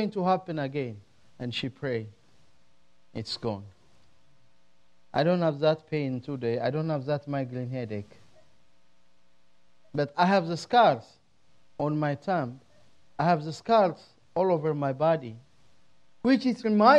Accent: Ethiopia; now in United States

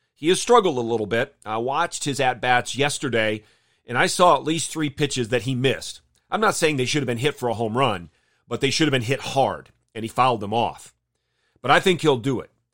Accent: Jenison, Michigan, United States; I grew up in Jenison, Michigan

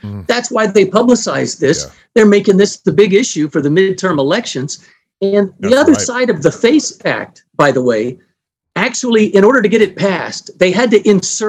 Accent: Mississippi, United States; my home state of Mississippi

